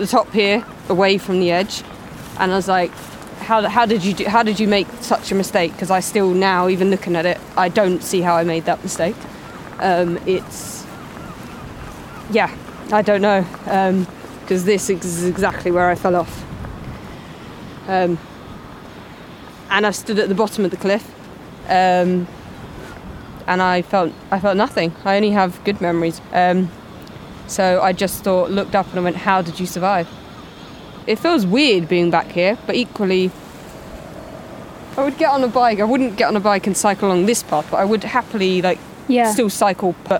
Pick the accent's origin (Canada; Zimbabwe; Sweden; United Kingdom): United Kingdom; London; moved away as an adult; I grew up in London